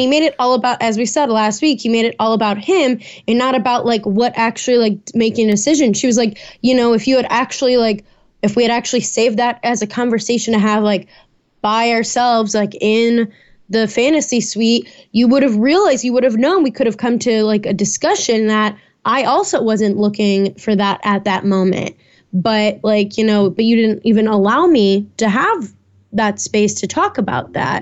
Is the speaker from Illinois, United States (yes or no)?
yes; Chicago, Illinois, United States; born or raised there; now in Atlanta, United States